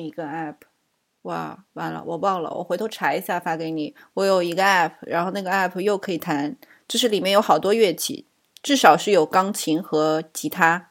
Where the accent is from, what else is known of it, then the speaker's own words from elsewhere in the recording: Suzhou, Jiangsu, China; also born or lived in Shijiazhuang; now in United States; 我小时候是在石家庄，很小的时候。然后后来我爸那个要转业了嘛，然后我们就回到苏州